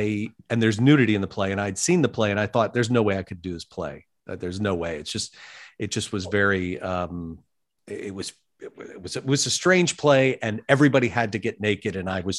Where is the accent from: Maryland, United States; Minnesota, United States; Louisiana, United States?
Maryland, United States; Baltimore; moved away as an adult; also born or lived in New York; I grew up in Baltimore, was born and raised there